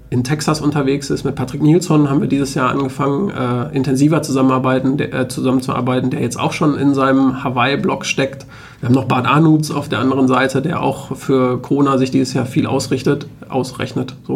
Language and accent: German; North Rhine-Westphalia, Germany; now in Münster, Germany; Ich komme selber aus dem Ruhrgebiet, da ist das jetzt nicht so wichtig, weil da viel